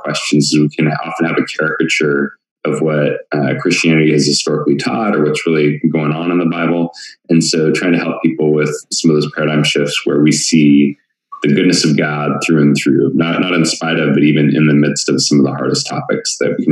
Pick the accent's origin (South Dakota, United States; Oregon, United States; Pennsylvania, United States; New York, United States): Oregon, United States; moved away as an adult; also born or lived in Portland, Oregon; now in Tempe, United States; born and raised in the Northwest up in Oregon.